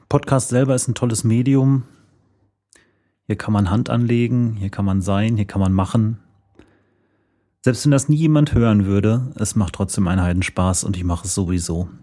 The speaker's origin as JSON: {"language": "German", "area": "Sauerland", "region": "North Rhine-Westphalia", "country": "Germany", "moved": "yes", "lives_now": "Paderborn, Germany", "said": "ich komme aus dem Sauerland"}